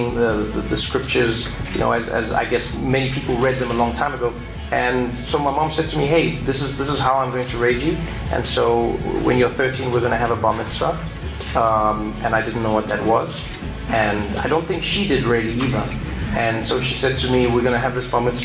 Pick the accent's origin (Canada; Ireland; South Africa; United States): South Africa; moved away; I speak to my feelings as a South African